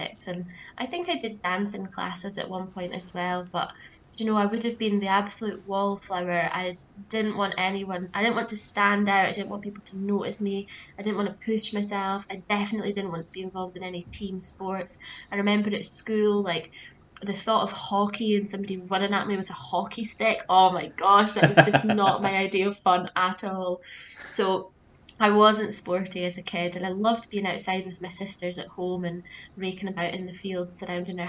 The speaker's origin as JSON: {"language": "English", "area": "Aberdeenshire", "region": "Scotland", "country": "United Kingdom", "tie": "born or raised there", "said": "I grew up in Aberdeenshire, right out in the countryside, surrounded by fields."}